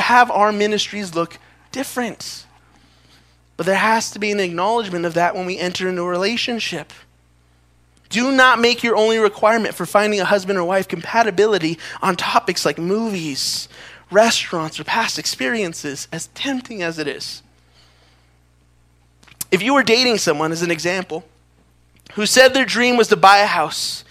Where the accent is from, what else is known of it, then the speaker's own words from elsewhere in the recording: Los Angeles, California, United States; moved away as an adult; I'm from Los Angeles